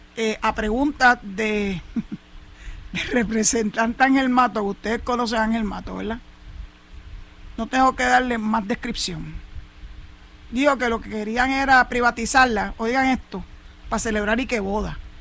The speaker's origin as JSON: {"language": "Spanish", "country": "Puerto Rico", "said": "el vínculo tan estrecho que hay entre Puerto Rico y los Estados Unidos, del cual somos ciudadanos americanos"}